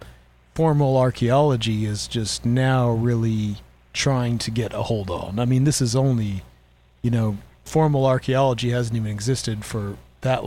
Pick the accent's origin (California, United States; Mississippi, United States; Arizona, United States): Arizona, United States; in Arizona, I grew up with a lot of Hopis